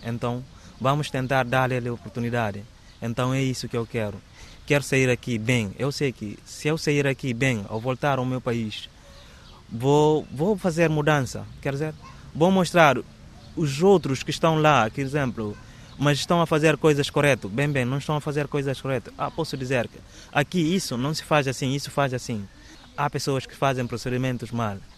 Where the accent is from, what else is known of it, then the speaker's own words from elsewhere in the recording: Bissau, Guinea-Bissau; Portuguese is a second language; moved away as an adult; now in Évora, Portugal; Sou da Guiné-Bissau. Estou, estou a viver mesmo no capital Bissau